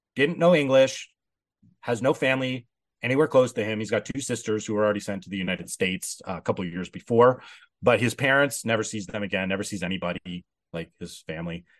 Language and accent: English; Canada; I'm Canadian